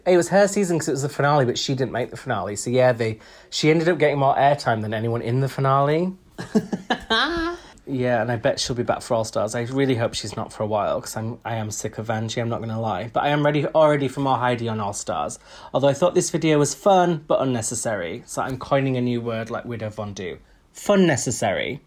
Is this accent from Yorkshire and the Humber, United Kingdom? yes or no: yes; Huddersfield, Yorkshire and the Humber, United Kingdom; I'm from Huddersfield